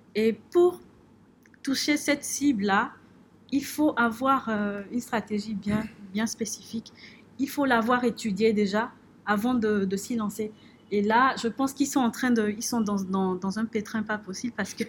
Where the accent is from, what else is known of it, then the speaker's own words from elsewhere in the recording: Benin; Nous sommes ambassadeurs du Bénin